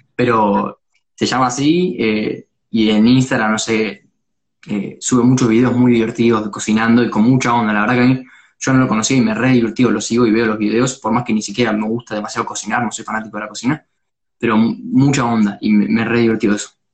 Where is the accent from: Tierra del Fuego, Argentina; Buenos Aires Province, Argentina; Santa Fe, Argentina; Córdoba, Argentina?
Buenos Aires Province, Argentina; Pilar; Yo soy de, Pilar, pero cuando suelo laburar es en, en Capital, o sea, en el centro